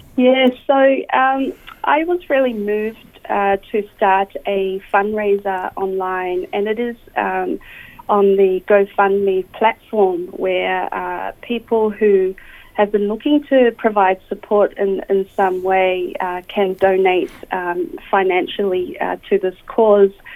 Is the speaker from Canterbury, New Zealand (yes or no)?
no; Auckland, New Zealand; moved away as an adult; now in Australia; I was born and raised in Auckland, New Zealand